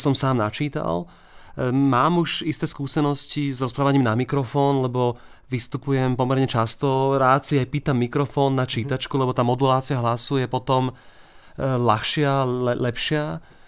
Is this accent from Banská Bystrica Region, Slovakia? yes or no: no; Bratislava, Bratislava Region, Slovakia; ja som z Bratislavy, máme tu s manželkou a malým dieťaťom iba taký jednoizbový byt